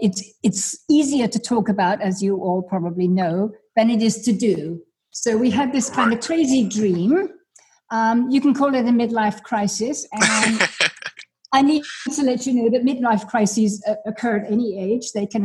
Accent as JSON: {"language": "English", "region": "England", "country": "United Kingdom", "tie": "born there", "said": "I was born in England. He was born in Kenya. We lived in many, many parts of the world"}